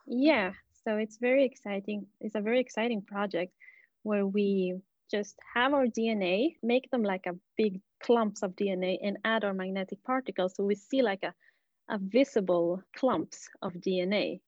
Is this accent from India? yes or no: no; Bolivia; moved away; I'm from Bolivia originally